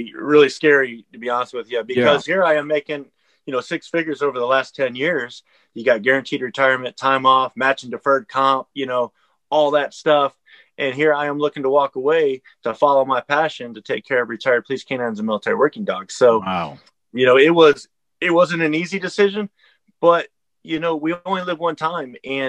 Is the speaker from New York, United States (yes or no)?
no; Hadley, Michigan, United States; moved away as an adult; also born or lived in Germany; I'm from Hadley, Michigan. It's a small town.